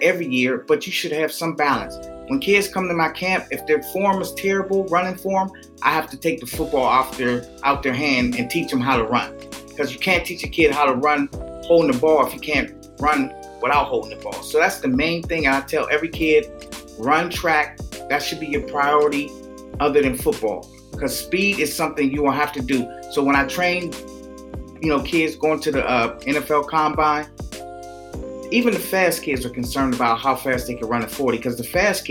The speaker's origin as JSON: {"language": "English", "town": "Pittsburgh", "region": "Pennsylvania", "country": "United States", "said": "I'm from Pittsburgh"}